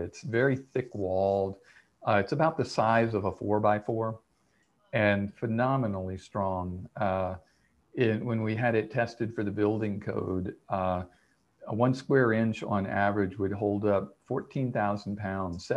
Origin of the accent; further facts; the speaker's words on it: Winter Haven, Florida, United States; now in Big Island, Hawaii, United States; I grew up in Florida